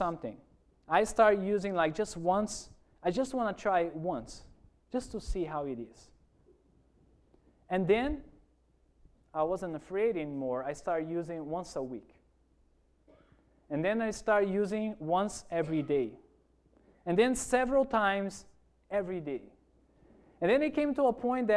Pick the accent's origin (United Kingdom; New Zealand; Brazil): Brazil; Porto Velho, Rondônia; English is a second language; moved away as an adult; also born or lived in Toronto, Canada / Virginia, United States; now in Hawaii, United States; I grew up in one of those cities called Porto Velho